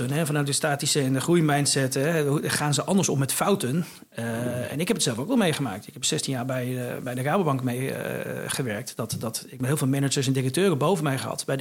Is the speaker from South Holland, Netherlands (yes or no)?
no; Lutjebroek, North Holland, Netherlands; ik kom uit Lutjebroek